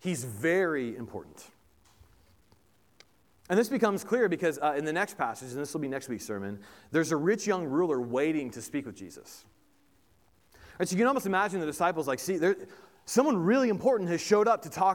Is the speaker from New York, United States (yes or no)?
no; Indiana, United States; moved away; I grew up in Indiana. Most of our family is still in Indiana